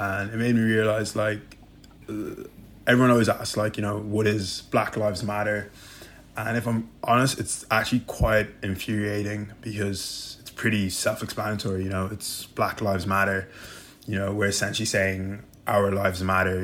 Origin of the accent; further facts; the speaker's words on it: Dublin, Leinster, Ireland; I'm from Dublin, Ireland